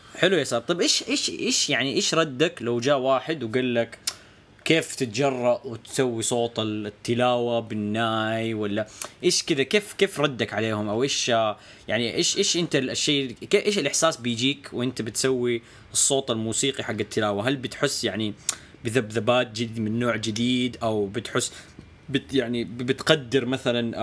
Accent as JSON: {"language": "Arabic", "region": "Hejaz", "country": "Saudi Arabia", "said": "عندنا في السعوديه يعني ما اعرف لو تدري يعني فعندنا في الحجاز"}